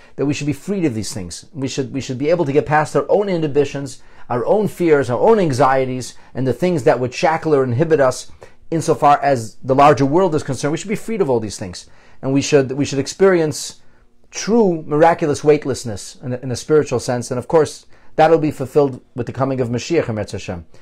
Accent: Philadelphia, Pennsylvania, United States; now in Toronto, Canada; I was a young boy in Philadelphia and I went to the school at, in Elkins Park

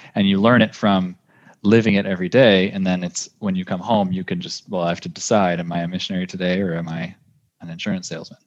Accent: California, United States; growing up in California in the United States

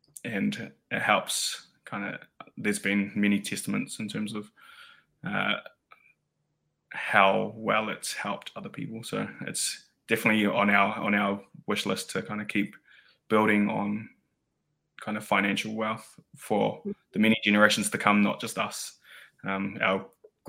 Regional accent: New Zealand; now in Wellington, New Zealand; being that first New Zealand born kind of generation

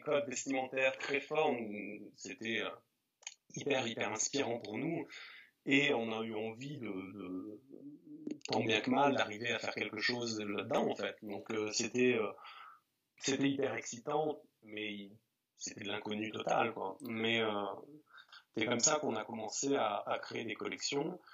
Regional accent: the Alps, Auvergne-Rhône-Alpes, France; also born or lived in Grenoble; j'ai grandi, euh, donc j'ai euh, dans les Alpes. Et je suis arrivé jeune adolescent en ville, hein, à Grenoble, enfin en banlieue de Grenoble

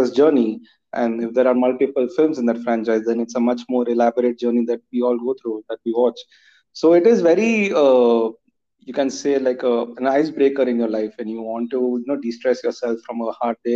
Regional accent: Jamshedpur, Jharkhand, India; I'm from Jamshedpur

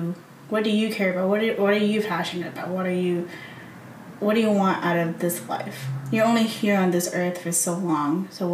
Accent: New Jersey, United States; now in Las Vegas, United States; No, I was from New Jersey. I was born in New Jersey.

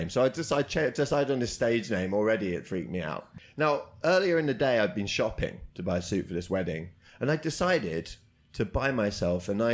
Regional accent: United Kingdom; We're British.

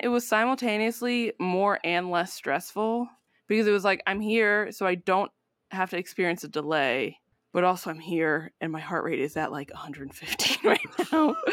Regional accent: United States; born and raised in the United States

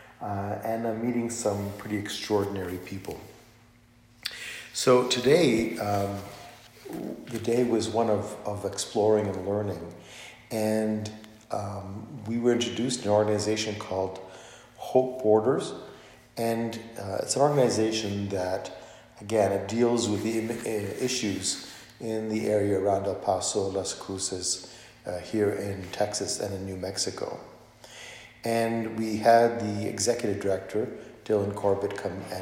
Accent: Canada; now in United States; I'm an immigrant to the United States myself. I'm an immigrant from Canada

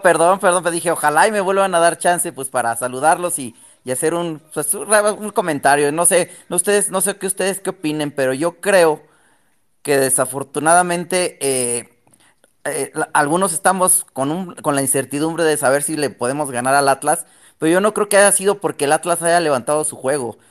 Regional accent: Mexico City, Mexico; now in Texcoco, Mexico; yo soy de la Ciudad de México, pero vivo en Texcoco

